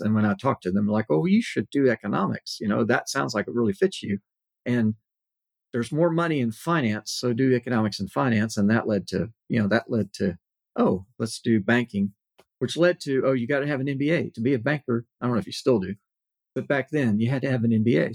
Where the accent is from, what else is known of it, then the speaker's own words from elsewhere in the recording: Corpus Christi, Texas, United States; I was in uh, South Texas, Corpus Christi, which is not that large a, a city